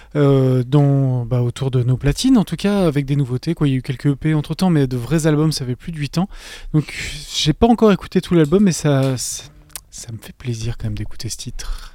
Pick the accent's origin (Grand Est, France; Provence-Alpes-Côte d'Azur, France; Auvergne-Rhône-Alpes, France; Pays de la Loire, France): Auvergne-Rhône-Alpes, France; Valence; on est originaire de Valence, dans la Drôme